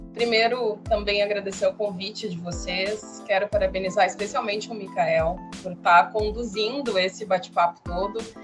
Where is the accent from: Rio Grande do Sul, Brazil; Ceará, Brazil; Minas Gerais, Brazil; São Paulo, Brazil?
Rio Grande do Sul, Brazil; São Jerônimo; moved away as an adult; now in Torres, Brazil; eu sou natural de São Jerônimo, no Rio Grande do Sul, uma cidade perto de Porto Alegre. E morei lá quase a minha vida toda